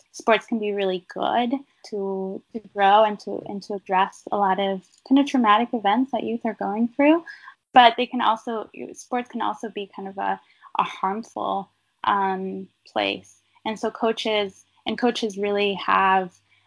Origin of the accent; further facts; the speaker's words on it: Alaska, United States; moved away; I grew up in Alaska